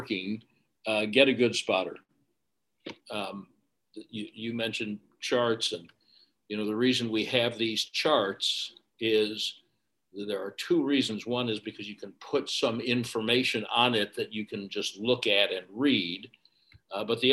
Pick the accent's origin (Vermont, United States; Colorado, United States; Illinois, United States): Illinois, United States; Chicago; moved away; I was born in Chicago. We moved away. We were there frequently during the summers and moved back when I was in high school